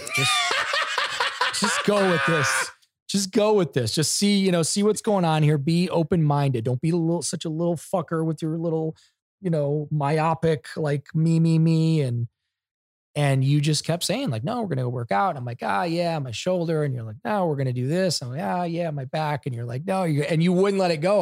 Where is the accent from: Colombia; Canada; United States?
United States; Ohio; I'm from Ohio